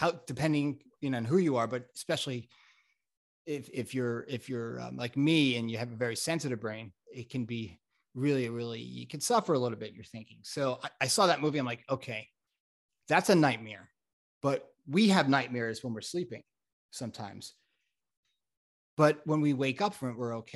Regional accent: Florida, United States; also born or lived in Connecticut; now in California, United States; I grew up in South Florida and Connecticut, but I'm here in California almost 20 years

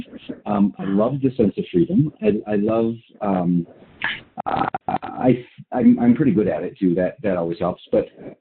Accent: Colorado, United States; I grew up in Colorado in the mountains

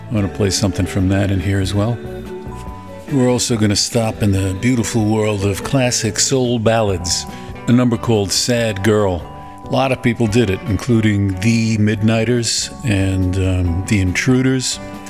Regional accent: New York City, New York, United States; It was originally written for … doo-wop group out of Brooklyn, my hometown.

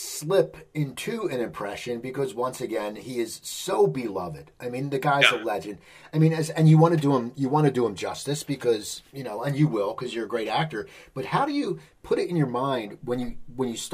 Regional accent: Philadelphia, Pennsylvania, United States; now in Los Angeles, United States; I grew up in the Philadelphia area and I watched Harry Callis. And then I moved

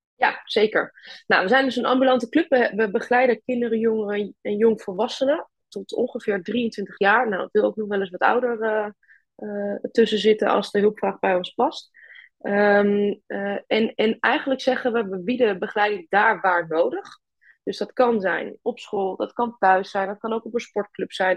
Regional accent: Twente, Overijssel, Netherlands; moved away as an adult; now in Groningen, Netherlands; ik ben oorspronkelijk kom ik uit Twente

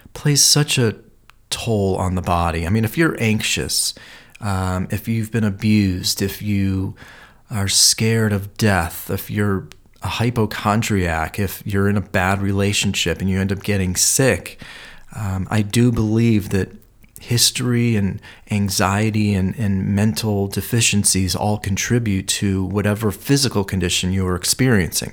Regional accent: Cleveland, Ohio, United States; moved away as an adult; now in Los Angeles, United States; growing up in Cleveland, uh, there was a lot of history of health and disease there

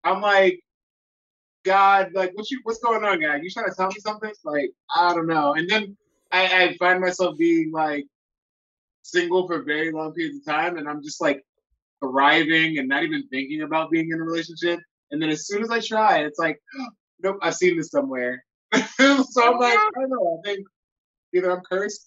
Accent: Long Island, New York, United States; I grew up on Long Island, New York

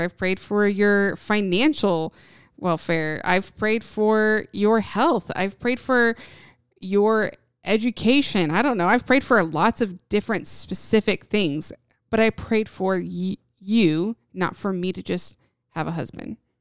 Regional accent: Indiana, United States; moved away as an adult; also born or lived in Knoxville, Tennessee; I grew up in Indiana

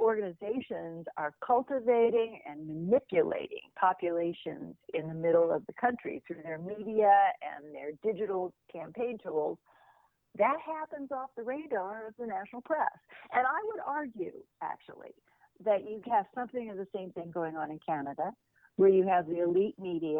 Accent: Oklahoma, United States; now in New York City, United States; I grew up in Oklahoma. I have relatives in Nebraska, but I went to college in Connecticut, and I've lived in New York City for some 40 years.

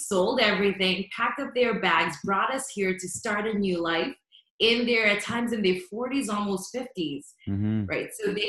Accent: Canada; We're Canadian, so our kids are not going to understand that they've got to retire us.

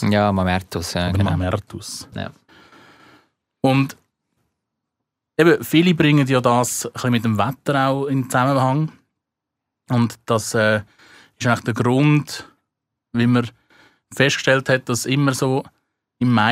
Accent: Switzerland; Aber nicht da bei uns in der Schweiz.

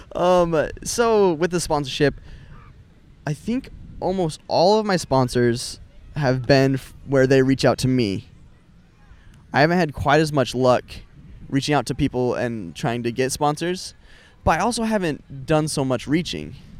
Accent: Utah, United States; I'm from Utah

